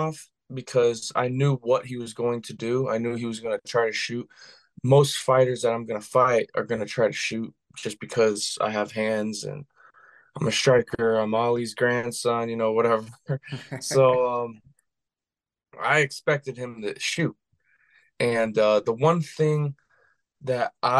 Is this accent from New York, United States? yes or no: no; Las Vegas, Nevada, United States; I grew up in Vegas. I played football in high school there